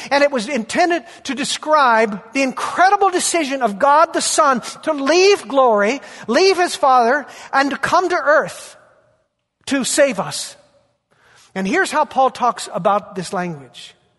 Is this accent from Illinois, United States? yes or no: no; Bakersfield, California, United States; moved away; Bakersfield, my hometown, my, my roots